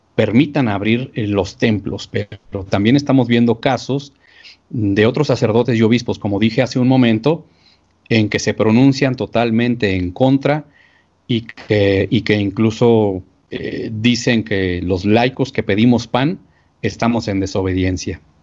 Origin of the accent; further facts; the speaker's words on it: Archdiocese of Chihuahua, Mexico; aquí en la arquidiócesis de donde yo soy, la arquidiócesis de Chihuahua